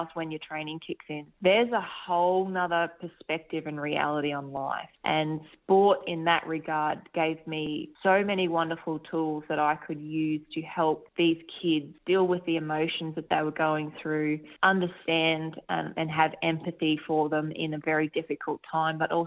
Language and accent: English; Australia